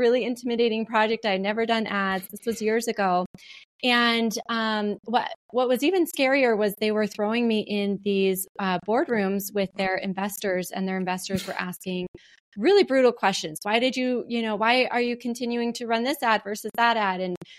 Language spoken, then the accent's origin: English; Montana, United States; I grew up in Montana as well.